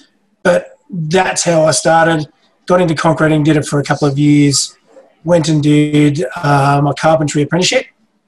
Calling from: Geelong, Victoria, Australia; We're Geelong. Warm ponds in Geelong.

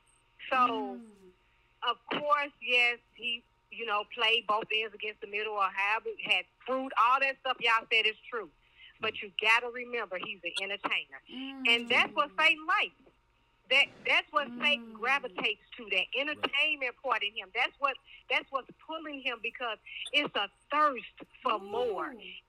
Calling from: Pflugerville, Texas, United States; I'm calling from Pflugerville, Texas.

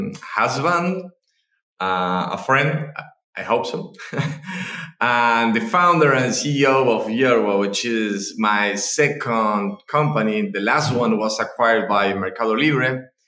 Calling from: Argentina; I'm speaking from Argentina right now. We're in the middle of the winter, so enjoying the winter.

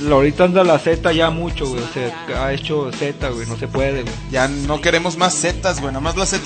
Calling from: Mexicali, Baja California, Mexico; Hola, señor X y señor Y. … de Mexicali y les envío

